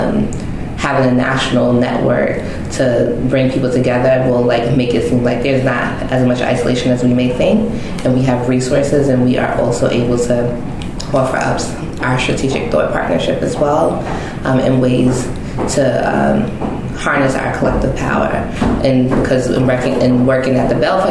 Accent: Long Island, New York, United States; now in Brooklyn, United States; I'm originally from Long Island

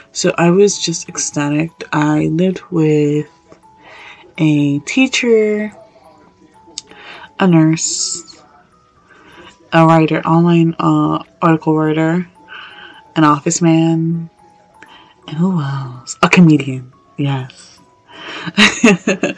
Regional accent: New York, United States; I'm from New York

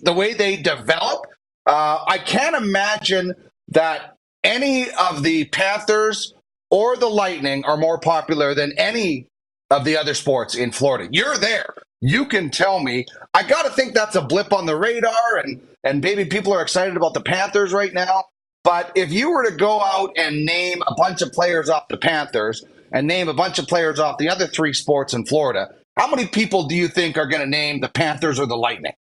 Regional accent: Manitoba, Canada; I'm from Manitoba

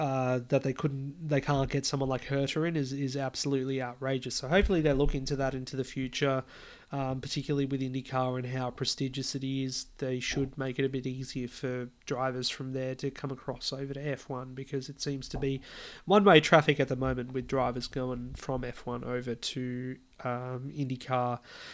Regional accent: Australia; it's delightful as an Aussie

